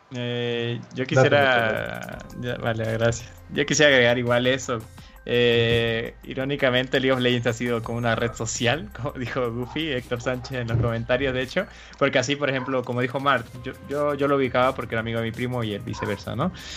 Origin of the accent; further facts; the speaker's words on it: Bolivia; yo soy de Bolivia